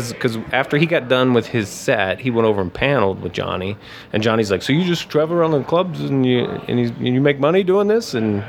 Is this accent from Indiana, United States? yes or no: yes; Lafayette, Indiana, United States; Indiana. {S3} Okay. {S1} Small town, Lafayette, Indiana.